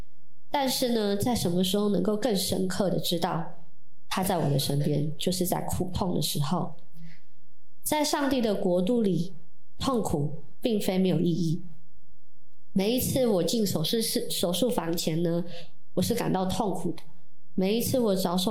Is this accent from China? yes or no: no; Jianshi, Hsinchu County, Taiwan; 在我们的家乡尖石乡有非常非常多的基督徒